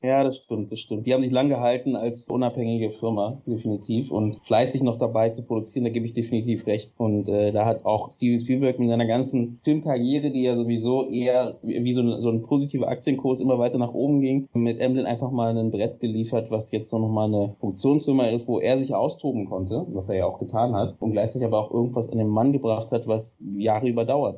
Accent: Berlin, Germany; bin aus Berlin

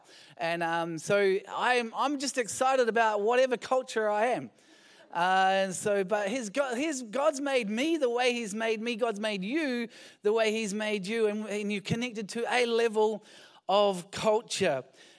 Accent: New Zealand; I'm just a Kiwi. A European Kiwi.

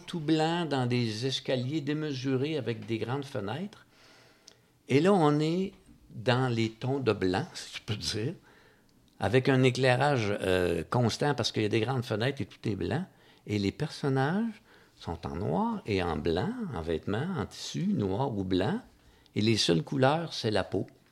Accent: Magog, Quebec, Canada; je suis né à Magog

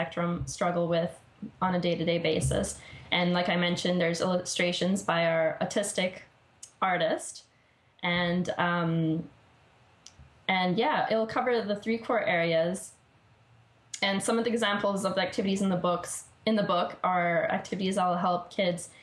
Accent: Vancouver, British Columbia, Canada; my hometown here in Vancouver

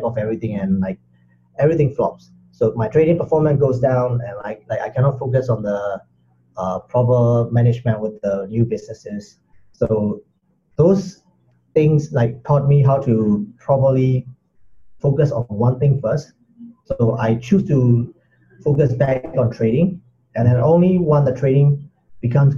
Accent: Myanmar; moved away as an adult; also born or lived in Singapore / Sydney, Australia; I'm originally from Myanmar, and I've been living in Singapore for quite some time.

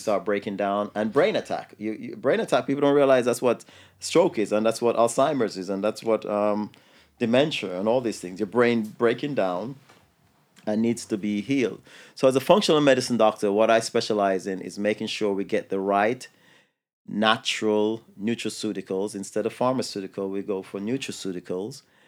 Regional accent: New York City, New York, United States; I grew up in New York City

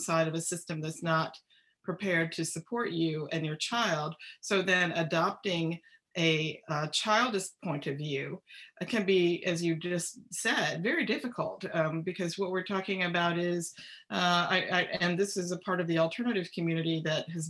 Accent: United States; I find myself as an American

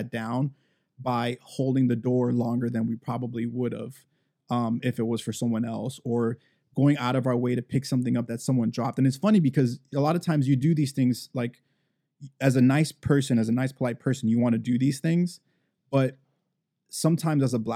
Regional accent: Miami, Florida, United States; growing up in Miami

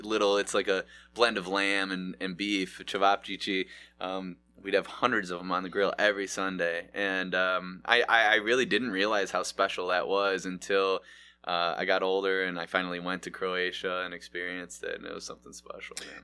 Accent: Mentor, Ohio, United States; I grew up in Manor. We had a Mallee's over there

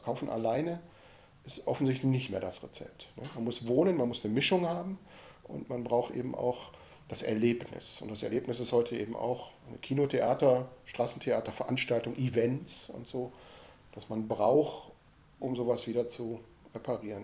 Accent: Ruhr area, North Rhine-Westphalia, Germany; Ich bin ja im Ruhrgebiet groß geworden

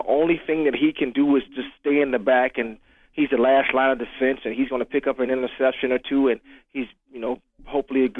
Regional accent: Jacksonville, Florida, United States; growing up in Jacksonville, Florida

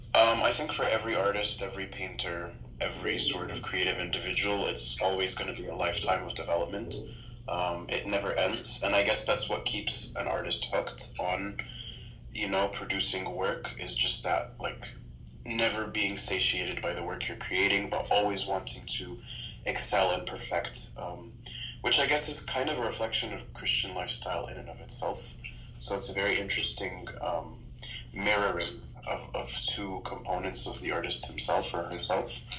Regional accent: Toronto, Ontario, Canada; also born or lived in Texas; I was born in Toronto, raised in Toronto, um, lived in Texas for, for a little bit, and came back to study.

